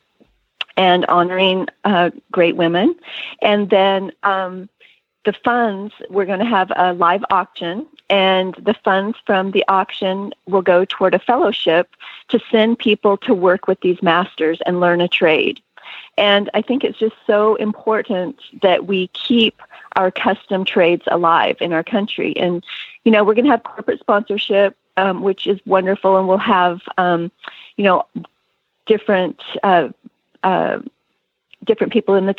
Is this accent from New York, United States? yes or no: no; Montana, United States; I grew up in Montana ranching and oil painting and sewing.